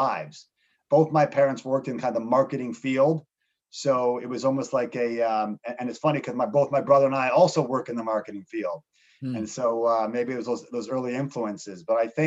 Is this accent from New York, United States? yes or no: no; Chicago, Illinois, United States; also born or lived in Montreal, Canada; I grew up in Chicago, outside the city.